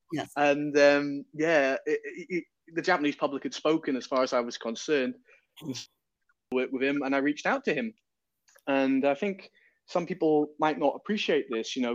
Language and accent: English; Newcastle upon Tyne, North East England, United Kingdom; Oh well, I'm you know I'm I'm British. You know I'm from uh, Newcastle upon Tyne, which is not far from Scotland, and you know we're, we're music loving people